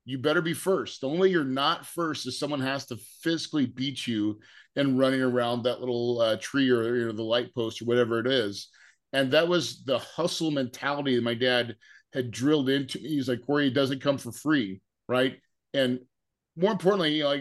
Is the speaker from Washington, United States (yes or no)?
no; the Ozarks, Missouri, United States; I grew up in Missouri in the Ozarks